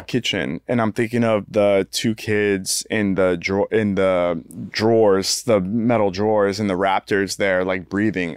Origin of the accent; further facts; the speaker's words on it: United States; as an American